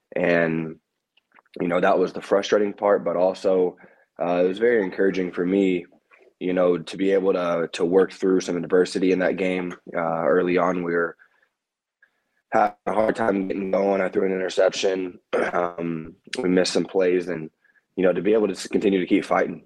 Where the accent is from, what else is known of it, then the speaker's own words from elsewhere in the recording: Kansas City, United States; growing up in Kansas City and being connected to the Big Twelve growing up